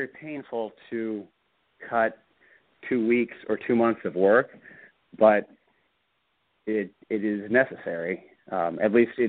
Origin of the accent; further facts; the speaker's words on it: Bloomington, Indiana, United States; also born or lived in Florida; my hometown's Bloomington, Indiana